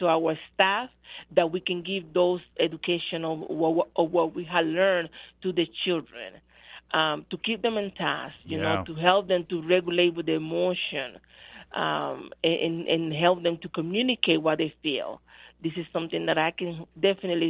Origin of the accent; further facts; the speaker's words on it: Dominican Republic; now in United States; I am from the Dominican Republic, so we don't celebrate Christmas as they celebrate it here.